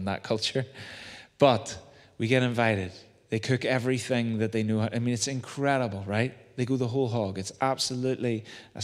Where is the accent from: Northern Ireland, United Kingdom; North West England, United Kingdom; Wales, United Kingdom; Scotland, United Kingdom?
Northern Ireland, United Kingdom; Belfast; When I was growing up in Waterloo Gardens, just down the Antrim Road